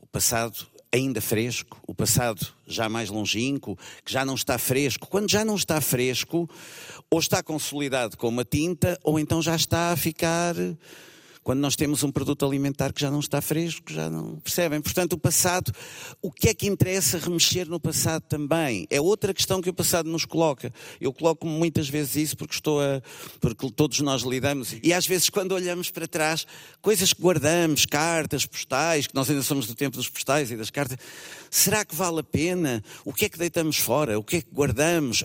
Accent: Lisbon, Portugal; sou mais de Alvalade, Entre Campos

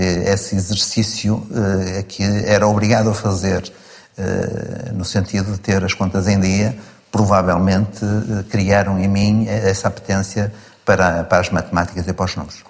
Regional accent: Porto, Norte, Portugal; Vivi e cresci, eh, numa zona relativamente pobre da cidade de Porto, onde nasci

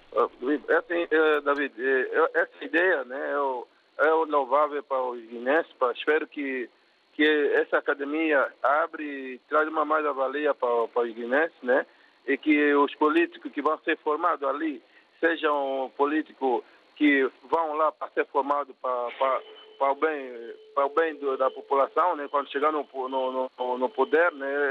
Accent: Angola; eu sou de Angola

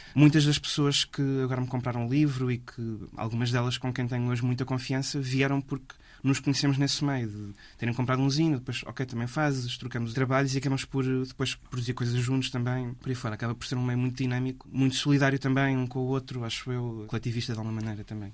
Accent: Figueira da Foz, Coimbra District, Portugal; Eu sou da Figueira da Foz e cresci lá nos anos 2000

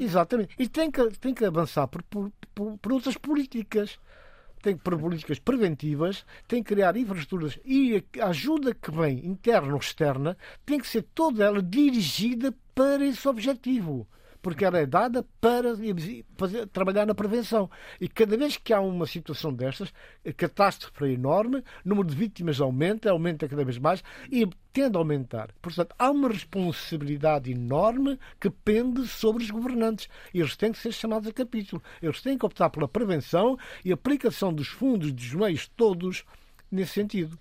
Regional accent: Guinea-Bissau; now in England, United Kingdom

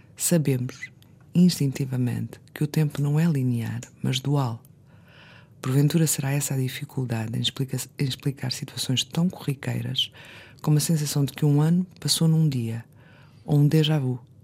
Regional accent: Azores, Portugal; eu sou açoriana

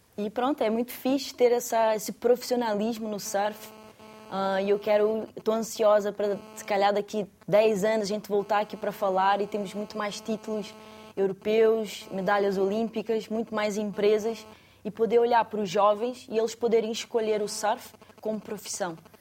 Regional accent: Saquarema, Rio de Janeiro, Brazil; moved away as an adult; now in Portugal; Eu nasci no Rio e era de Saquarema, parte da interior do Rio de Janeiro.

